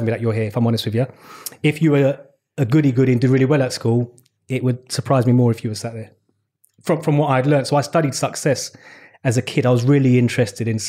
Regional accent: London, United Kingdom; I was born in West London. I'm a Shepherd's Bush boy. Grew up in West London, raised by my mum.

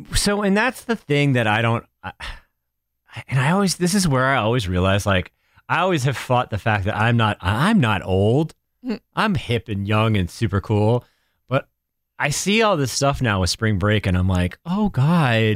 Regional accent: New Hampshire, United States; moved away; growing up in New Hampshire, my, my mom's family was in Ohio and my dad's family was in Connecticut

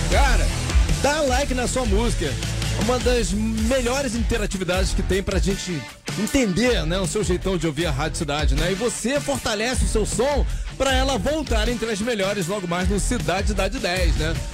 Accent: Rio de Janeiro, Brazil; Não, não, sou carioca.

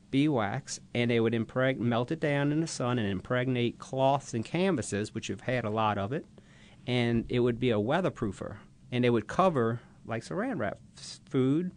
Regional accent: Bucktown, Louisiana, United States; as a kid growing up in Bucktown, Louisiana

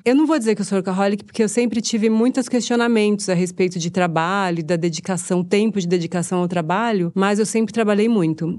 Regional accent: São Paulo, Brazil; quando eu morava na periferia, né, eh, eu sou da Casa Verde Alta, e quando eu morava lá

